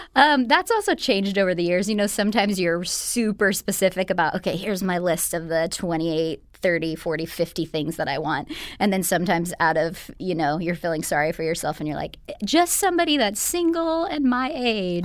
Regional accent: Bakersfield, California, United States; now in Los Angeles, United States; I am, uh, originally from Bakersfield, so not too far away from L A, but I've been here for the past, uh, eleven

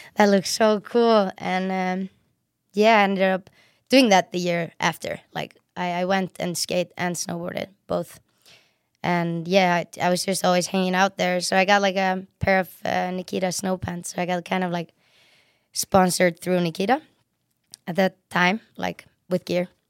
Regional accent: Reykjavik, Capital Region, Iceland; moved away; also born or lived in Sweden; I'm from Reykjavik, which is the, which is the city, and it's in south

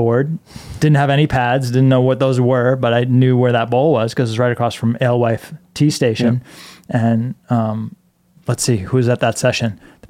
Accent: New England, United States; Like for me, like growing up in New England, it was skateboarding.

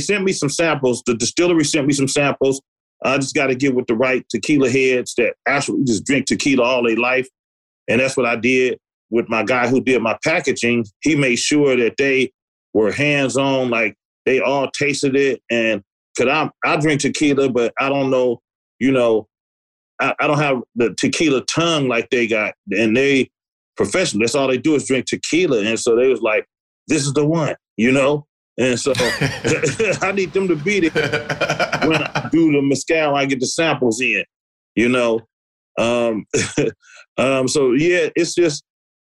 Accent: the Bay Area, California, United States; I'm just from the Bay Area

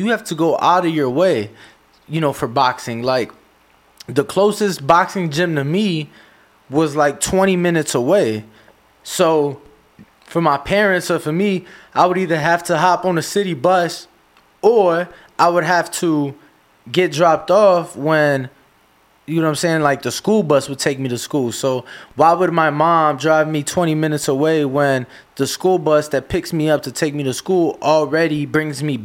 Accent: Chicago, Illinois, United States; I'm from Chicago. You know, I love my city

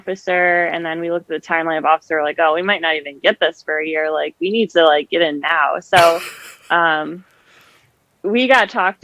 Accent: Cleveland, Ohio, United States; moved away as an adult; also born or lived in Riverside, California / Monterey Bay, California / Montauk, New York; I was born in Riverside, California, and then we moved to Ohio when I was really young. So I basically grew up outside of Cleveland.

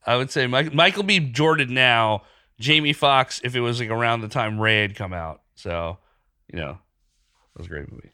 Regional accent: Pakistan; moved away; I grew up in Pakistan.

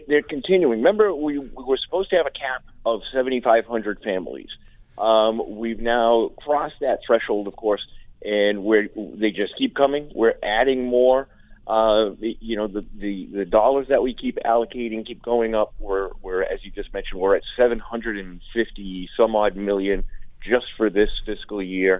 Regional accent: Central Massachusetts, United States; I'm from Central Mass

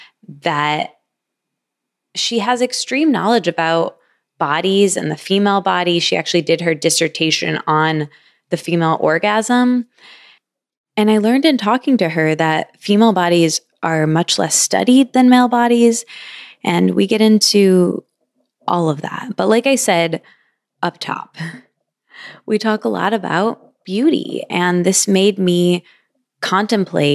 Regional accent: Michigan, United States; moved away; also born or lived in New York / East Village, New York; I'm also from Michigan.

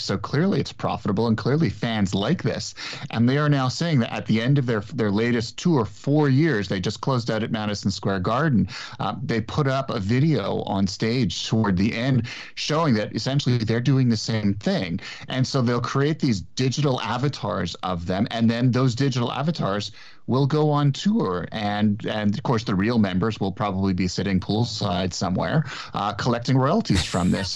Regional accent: Montreal, Quebec, Canada; now in Toronto, Canada; I grew up in Montreal

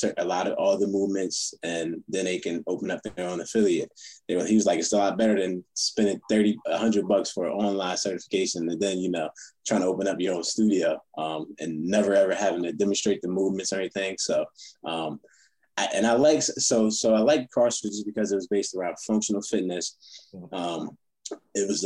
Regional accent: Philadelphia area, New Jersey, United States; moved away; I'm from South Jersey, Philadelphia area

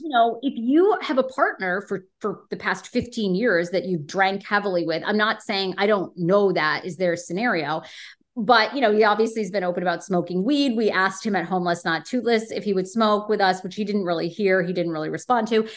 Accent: Washington, District of Columbia, United States; moved away; my hometown of Washington, D C, where I was for fifteen years

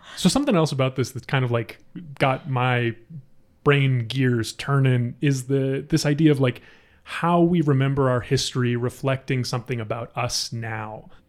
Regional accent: Ohio, United States; like me

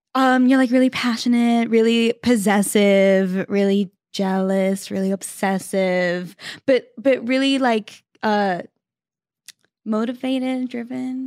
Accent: Sydney, New South Wales, Australia; now in Los Angeles, United States; I'm from Sydney, Australia

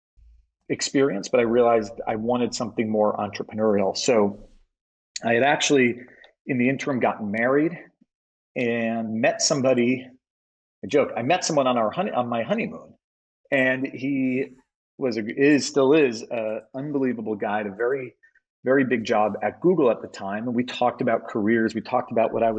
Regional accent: Connecticut, United States; I grew up in Connecticut

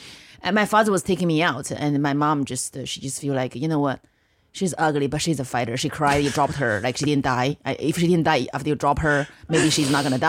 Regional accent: northern China, China; English is a second language; now in United States; I grew up in China in the 90s.

